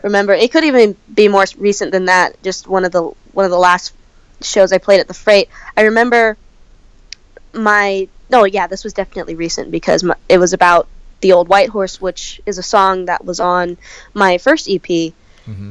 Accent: California, United States; also born or lived in Santa Cruz, California; I come from California

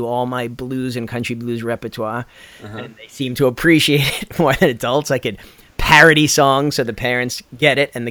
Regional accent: Long Island, New York, United States; also born or lived in Brooklyn; I'm from Long Island, New York

